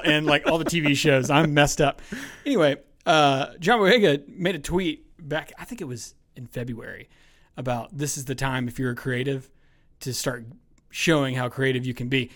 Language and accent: English; Douglasville, Georgia, United States; also born or lived in Bremen, Georgia / Temple, Georgia; now in Villa Rica, United States; I grew up in Douglasville